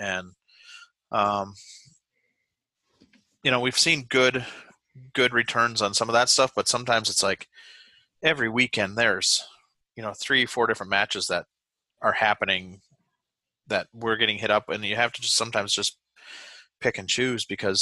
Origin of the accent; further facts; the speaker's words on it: Wisconsin, United States; moved away as an adult; now in New Hampshire, United States; growing up in Wisconsin